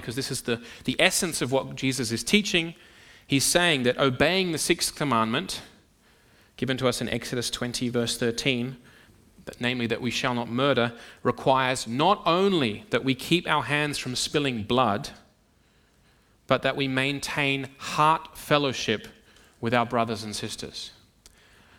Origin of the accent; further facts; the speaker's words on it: Sydney, New South Wales, Australia; moved away; the church in which I grew up back in Sydney